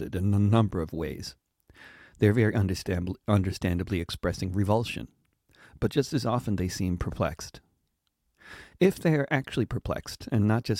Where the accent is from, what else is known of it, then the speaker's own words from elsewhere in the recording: United States; as an American visiting Ireland